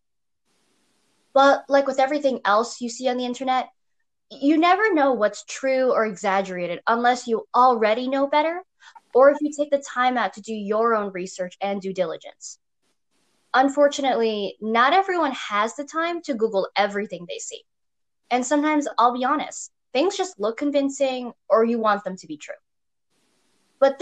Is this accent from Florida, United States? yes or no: no; New York, United States; I was born and raised in New York